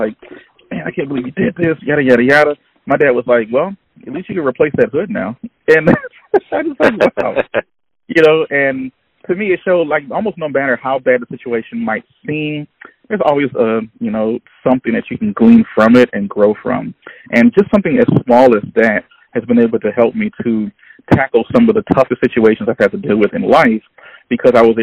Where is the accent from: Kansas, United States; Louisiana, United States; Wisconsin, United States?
Louisiana, United States; Baton Rouge; I'm from Baton Rouge, Louisiana